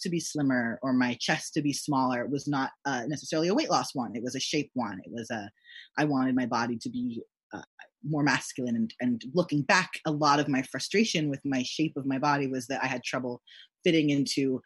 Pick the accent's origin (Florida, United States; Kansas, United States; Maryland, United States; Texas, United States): Texas, United States; growing up in Texas